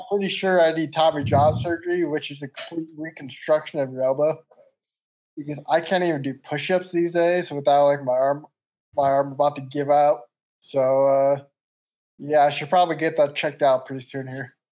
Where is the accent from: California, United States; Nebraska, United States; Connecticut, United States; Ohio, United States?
Connecticut, United States; Meriden; moved away as an adult; also born or lived in West Palm Beach, Florida; now in Nashville, United States; I'm 27 from Connecticut, Meriden, Connecticut